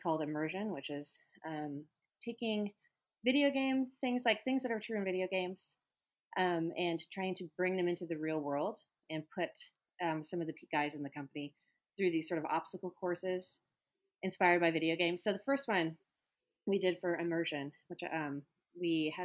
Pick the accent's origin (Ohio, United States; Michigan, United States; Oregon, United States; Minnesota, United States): Oregon, United States; moved away; also born or lived in Texas; I grew up in Oregon